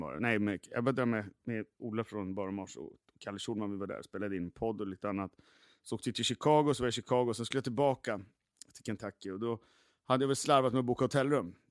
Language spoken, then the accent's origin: Swedish; Gävle, Gävleborg County, Sweden; now in Stockholm, Sweden; Jag kommer från Gävle också, jag är gammal graffitimålare